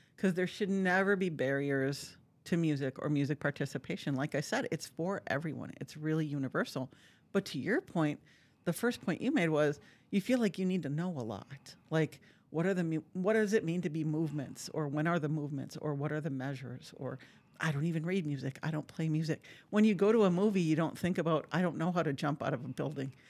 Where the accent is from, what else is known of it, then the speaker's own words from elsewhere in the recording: Marquette, Michigan, United States; moved away as an adult; now in Appleton, United States; I'm from Marquette, Michigan, so you can't get much mm. farther north without swimming to Canada